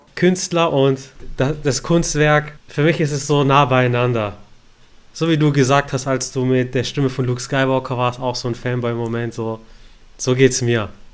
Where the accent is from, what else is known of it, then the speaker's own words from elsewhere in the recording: Stuttgart, Baden-Württemberg, Germany; Ich als Stuttgarter